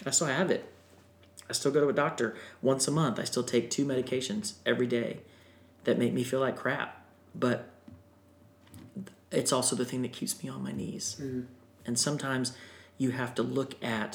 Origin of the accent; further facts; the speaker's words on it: Florida, United States; I grew up in Florida